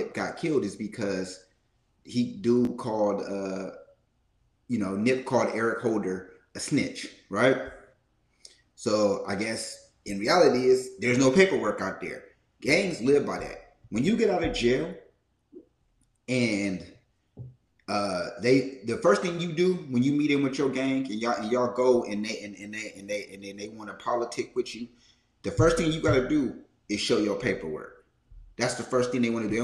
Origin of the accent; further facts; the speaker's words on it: Oakland, California, United States; I'm from East Oakland.